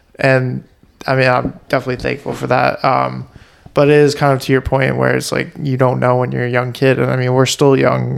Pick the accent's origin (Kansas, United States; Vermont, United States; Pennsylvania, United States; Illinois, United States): Vermont, United States; now in Boston, United States; I grew up in Vermont